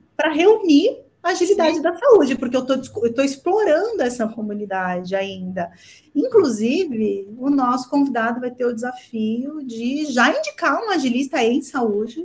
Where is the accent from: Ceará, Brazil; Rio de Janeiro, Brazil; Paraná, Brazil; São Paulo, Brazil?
São Paulo, Brazil; eu sou paulistana de coração jordanense